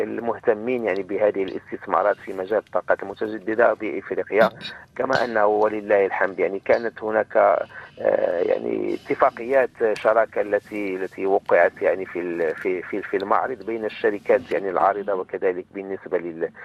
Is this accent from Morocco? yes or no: yes; Morocco; بلدنا المغرب